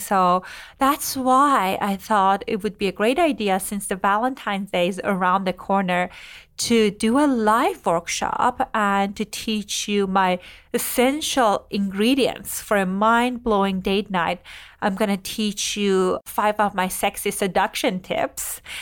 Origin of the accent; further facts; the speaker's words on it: Iran; moved away; I grew up in Iran during religious kind of like government governing and all